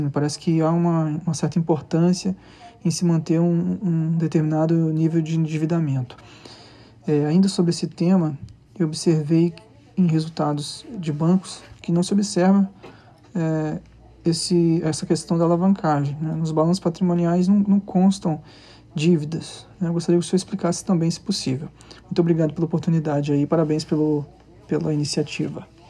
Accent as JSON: {"language": "Portuguese", "town": "Linhares", "region": "Espírito Santo", "country": "Brazil", "said": "sou de Linhares, Espírito Santo"}